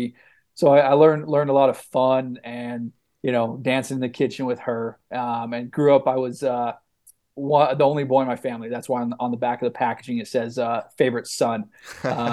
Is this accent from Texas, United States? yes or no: no; Mesa, Arizona, United States; grew up in Mesa, Arizona.